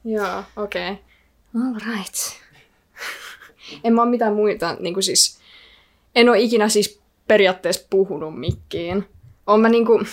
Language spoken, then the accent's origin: Finnish; Kuopio, North Savo, Finland; first language Icelandic; Finnish is a second language; also born or lived in Iceland; Mä synnyin vuonna 2001 Kuopiossa, kyssairaalassa